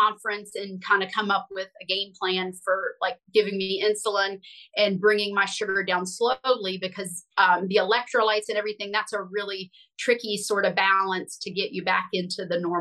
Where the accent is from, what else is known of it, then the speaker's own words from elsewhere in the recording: West Virginia, United States; I grew up in West Virginia